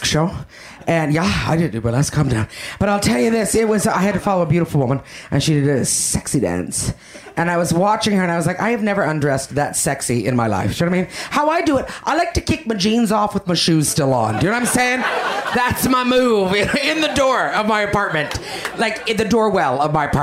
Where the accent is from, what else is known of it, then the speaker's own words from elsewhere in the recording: Canada; I'm Canadian